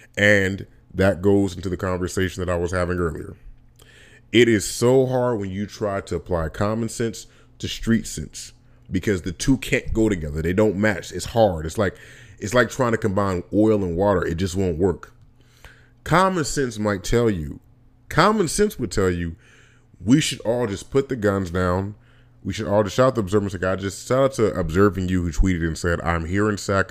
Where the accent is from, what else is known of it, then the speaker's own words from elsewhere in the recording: Vallejo, California, United States; moved away; also born or lived in Alabama; I grew up in Vallejo, California, and Vallejo, California, I lived in South Vallejo, I lived in East Vallejo